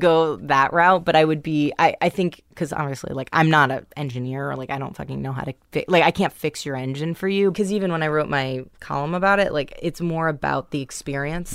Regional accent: New York City, New York, United States; I grew up in New York City

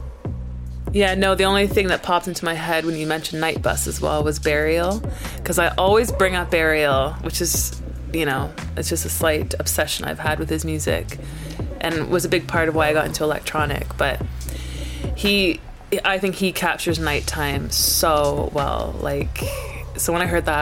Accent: Canada; also born or lived in Brighton; now in London, United Kingdom; Where I grew up in Canada was completely different. I grew up sort of in the middle of nowhere

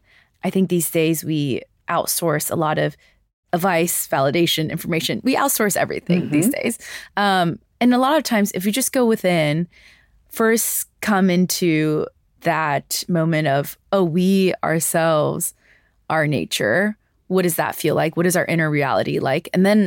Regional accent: New York City, New York, United States; I grew up in New York City. I grew up in, you know, these metropolitan areas.

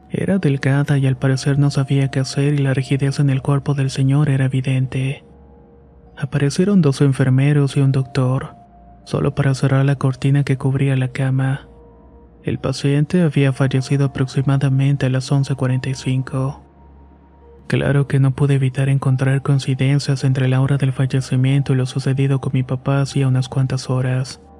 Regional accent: Veracruz, Mexico; now in Mexico City, Mexico; Soy de Veracruz, pero actualmente vivo en Ciudad de México.

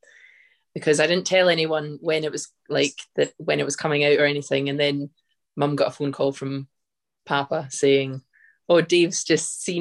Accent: Scotland, United Kingdom; I'm Scottish

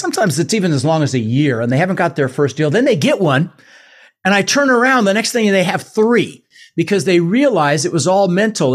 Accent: Denver, Colorado, United States; English is a second language; also born or lived in Netherlands; I was born in the Netherlands and and so we immigrated in 1966. Uh, we ended up in Denver, Colorado, in the States

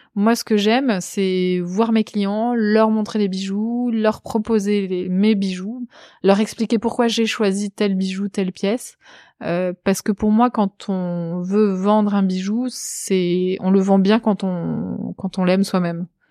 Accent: Pyla-sur-Mer, Nouvelle-Aquitaine, France; moved away; dans ma ville natale, le Pilat-sur-Mer

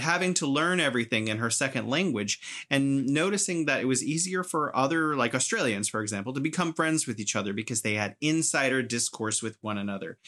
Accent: United States; now in China; I'm American

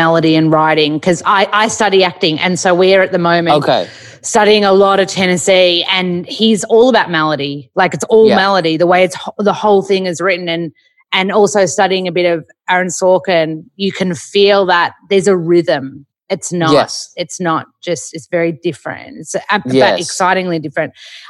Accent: Australia; But being Aussie, Peter O'Brien was in it and awesome.

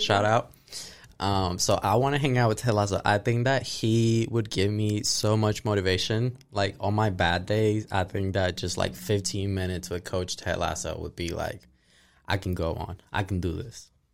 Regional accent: Ponce, Puerto Rico; now in Tennessee, United States; I'm from Ponce, Puerto Rico, but I've been living here in Tennessee for the last five years since twenty seventeen

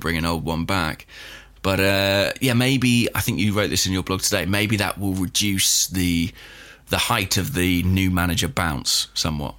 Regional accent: England, United Kingdom; I'm English

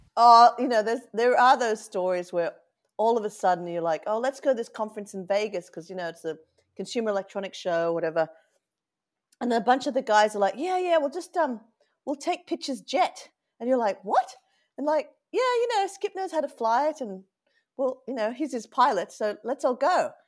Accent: Sydney, New South Wales, Australia; accent: Australian; moved away as an adult; now in Oakland, United States; I was born and raised in Australia where you can actually hold your grog.

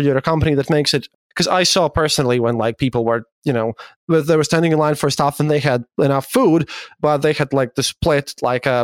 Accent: Latvia; Latvia here

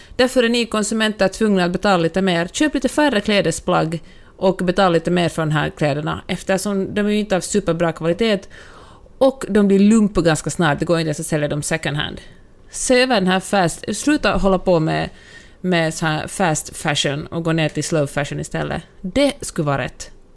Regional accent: Finland; now in United States; jag är finlandssvensk, för att jag ändå är liksom en, minoritet i mitt eget land

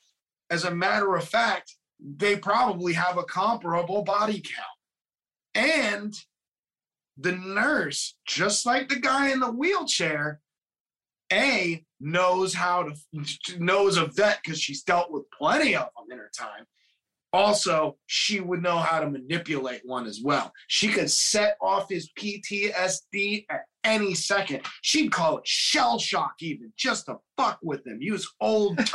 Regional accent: United States; I'm American

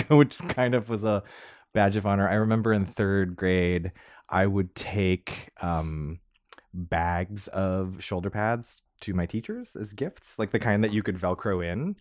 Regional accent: Los Angeles, California, United States; I grew up in Los Angeles

